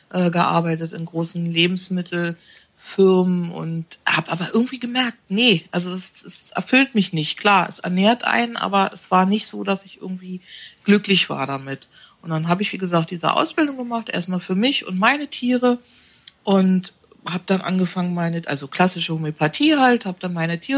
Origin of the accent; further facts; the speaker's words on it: Berlin, Germany; Ich bin 54. Ich komme aus Berlin, habe da eine mobile Praxis